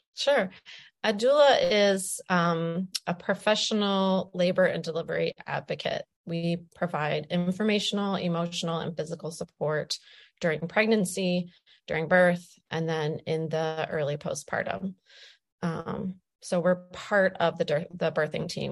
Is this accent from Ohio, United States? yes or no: yes; Wood County, Ohio, United States; being an Ohio girl, you know, I was born and raised here. I was born in Wood County.